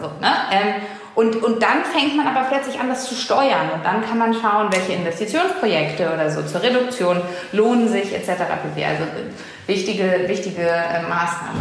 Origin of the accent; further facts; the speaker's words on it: Hamburg, Germany; meine Heimatstadt Hamburg